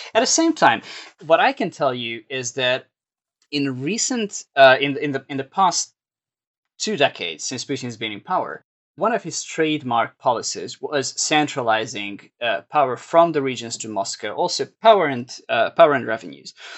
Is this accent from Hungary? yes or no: yes; Hungary; now in New York, United States; my home country